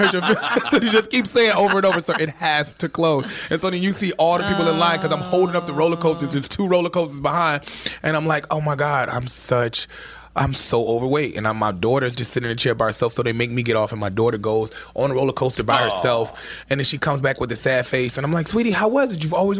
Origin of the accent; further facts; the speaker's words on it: Chicago, Illinois, United States; And I'm from Chicago, and I'm not used to this.